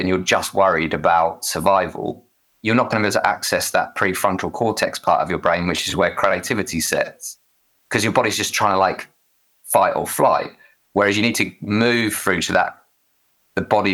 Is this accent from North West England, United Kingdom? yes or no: no; Essex, East of England, United Kingdom; accent: Essex; I'm from Essex, so we pronounce thriving with an F